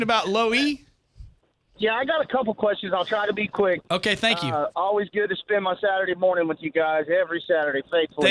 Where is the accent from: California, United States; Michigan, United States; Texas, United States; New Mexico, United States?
Texas, United States; Amarillo; moved away as an adult; now in Oklahoma, United States; I'm from Texas